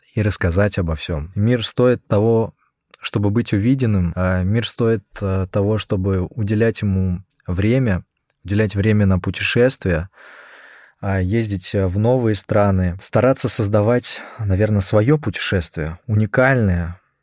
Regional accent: Russia; moved away; оказался в электричке небезызвестной а Москва-Петушки, которая доставила меня а в мой родной город

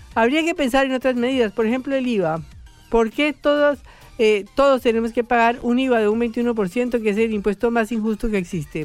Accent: Bogotá, Colombia; yo que soy bogotana y vengo de 2.400 metros

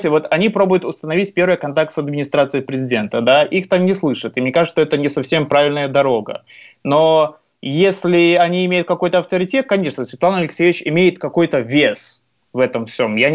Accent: Belarus; Мы, мы белорусы, поверьте, мы очень мирные, очень открытые, очень дружелюбные, очень приятные люди

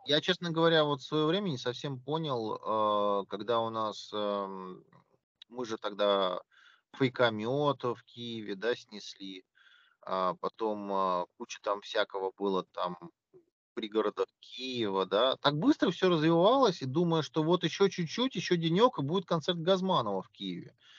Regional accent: Russia; я из России

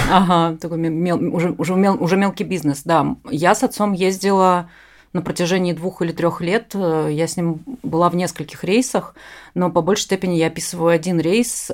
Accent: Ust-Ilimsk, Irkutsk Oblast, Russia; я родилась э, в Усть-Илимске Иркутской области

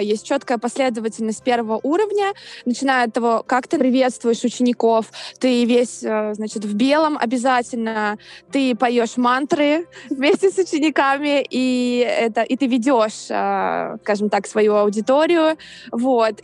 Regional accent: Saint Petersburg, Russia; moved away as an adult; now in New York, United States; я из Санкт-Петербурга. Я живу в Нью-Йорке с конца 2017 года

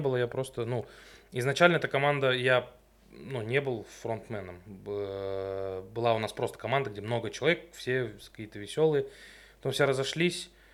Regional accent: Stavropol, Stavropol Krai, Russia; Мы первые из Ставрополя

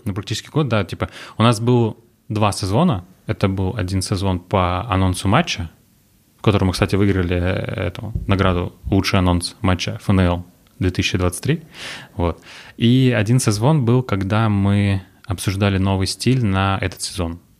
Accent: Orenburg, Orenburg Oblast, Russia; now in Yekaterinburg, Russia; Я родился в Оренбурге

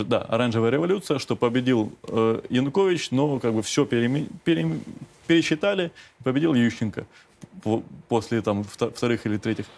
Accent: Simferopol, Crimea, Ukraine; moved away; also born or lived in Kramatorsk, Donetsk Oblast; я э, родился в Крыму

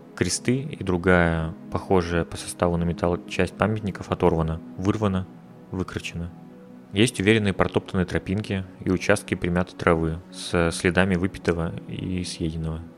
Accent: Udmurtia, Russia; moved away as an adult; also born or lived in Izhevsk, Russia / Kazan, Russia / Moscow, Russia; now in Riga, Latvia; Я вырос в Удмуртии, был пять лет студентом в Ижевске.

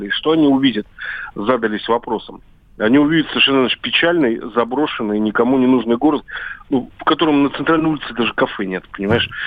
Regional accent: Volgograd, Volgograd Oblast, Russia; поскольку я вырос тоже на Волге, но в другом городе, который точно так же претерпел от войны, как Ржев, это Сталинград.

